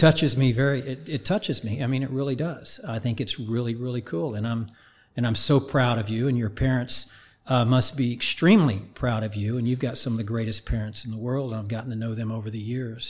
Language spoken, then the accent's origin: English; Oklahoma, United States; I grew up in Oklahoma, right? Just north of Tulsa, very small town